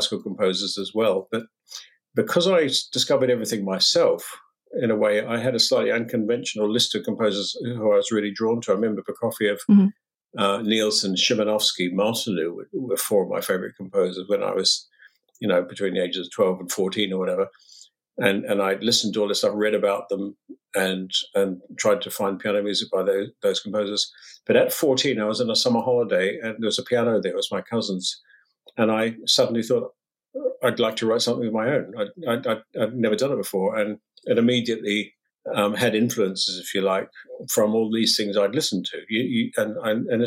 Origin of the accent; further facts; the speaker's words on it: New Zealand; moved away; I'm from New Zealand originally, and there was no music in my family at all